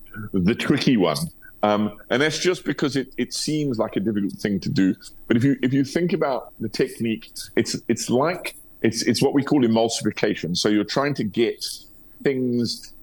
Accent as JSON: {"language": "English", "country": "South Africa"}